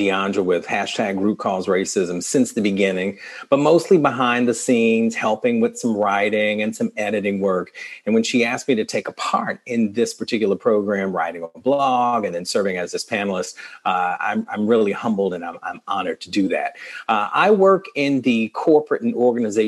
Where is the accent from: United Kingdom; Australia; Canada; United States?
United States; the South; Growing up as a Southerner